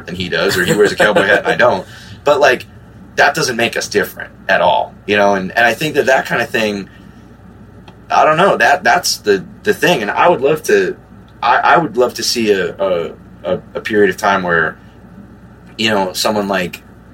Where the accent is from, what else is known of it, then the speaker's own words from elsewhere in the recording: New Jersey, United States; I'm from New Jersey